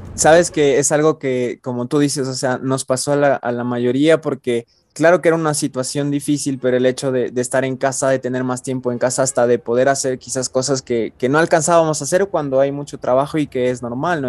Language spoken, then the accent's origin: Spanish; Ecuador; todos somos ecuatorianos